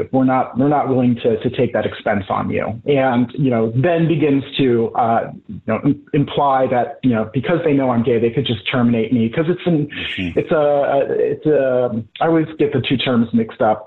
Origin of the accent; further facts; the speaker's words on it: Boise, Idaho, United States; moved away as an adult; also born or lived in Seattle, Washington; now in New York, United States; I was growing up in Idaho